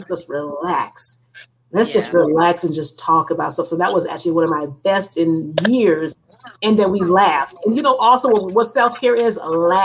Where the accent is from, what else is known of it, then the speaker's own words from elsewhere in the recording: Evanston, Illinois, United States; now in Georgia, United States; I'm from Evanston, Illinois. Everything was around the corner. My first house from my mom and dad was like 5 minutes away